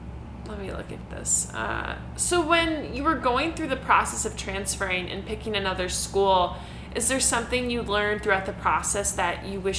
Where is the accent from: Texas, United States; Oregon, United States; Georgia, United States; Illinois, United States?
Illinois, United States; Chicago; moved away as an adult; I'm from the Chicagoland area